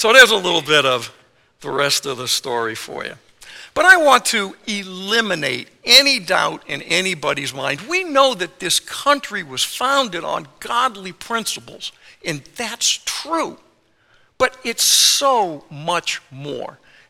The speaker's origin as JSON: {"language": "English", "town": "Worcester", "region": "Massachusetts", "country": "United States", "tie": "born or raised there", "said": "Well, Worcester is my hometown. That's where I grew up, and the towns surrounding it are where I played in the woods"}